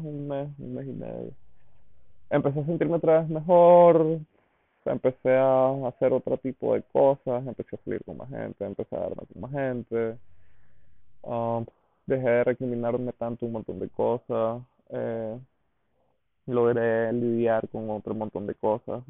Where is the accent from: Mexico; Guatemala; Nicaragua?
Nicaragua; Diriamba, Carazo; me fui a vivir de nuevo a Iriamba, a la casa de mi mamá, pues porque no quería pagar renta y porque Diriamba, mi pueblo, que es un pueblito en Carazos